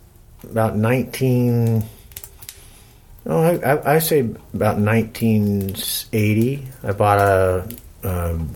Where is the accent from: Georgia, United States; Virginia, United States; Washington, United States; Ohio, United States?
Washington, United States; Seattle; also born or lived in West Coast; Well, I grew up pretty much all around the West Coast. Wherever a hydroelectric dam was being built, my father was probably involved in it. So we traveled in a trailer. We lived in a trailer until we arrived in Seattle in about 65.